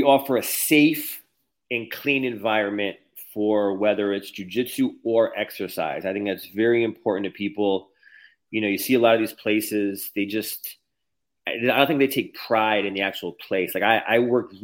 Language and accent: English; Connecticut, United States; moved away as an adult; also born or lived in California / Cleveland, Ohio / Texas; now in Florida, United States; I'm from Connecticut. I moved to California in 2015. Then I moved to Cleveland, Ohio. Then I moved to Texas in 2020.